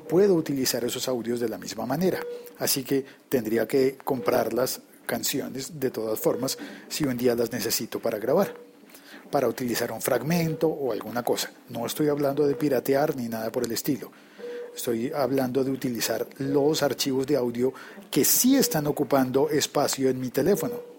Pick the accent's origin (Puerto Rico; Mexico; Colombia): Colombia; la moneda local en mi país